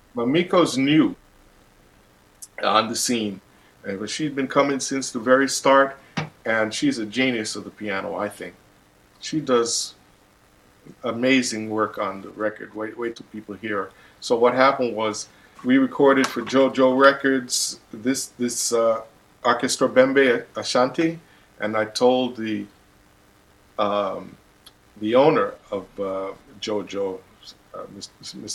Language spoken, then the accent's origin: English; Panama; moved away; also born or lived in Brooklyn, New York; I'm from Panama and lived in Brooklyn